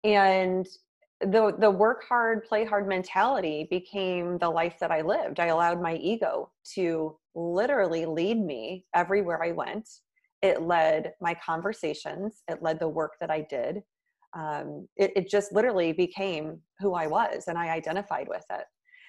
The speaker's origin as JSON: {"language": "English", "region": "Midwest", "country": "United States", "moved": "as an adult", "lives_now": "New York City, United States", "said": "And then I moved to New York City from the Midwest, which was a big, long-time dream of mine. I moved there right after school."}